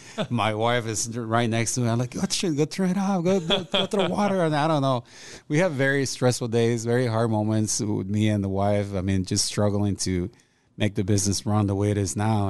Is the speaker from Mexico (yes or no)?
yes; Mexico; moved away; also born or lived in Los Angeles, California; ever since I was growing up in Mexico